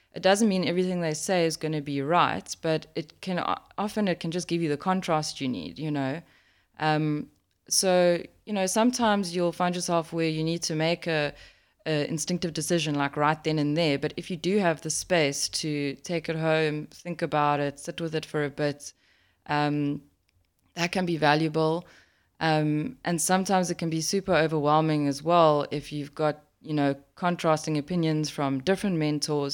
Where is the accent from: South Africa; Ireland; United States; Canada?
South Africa; a South African, living in South Africa